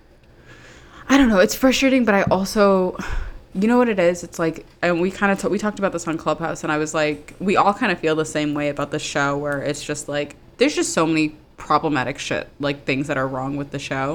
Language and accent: English; Maryland, United States; I'm from Maryland. And Potomac is, like, 45 minutes from me